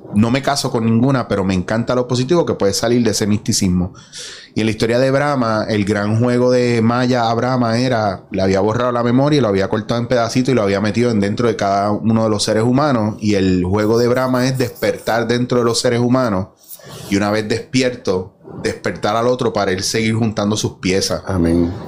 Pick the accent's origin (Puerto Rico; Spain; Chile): Puerto Rico; Mayagüez; moved away; also born or lived in San Juan; yo soy de Mayagüez, Cabo Rojo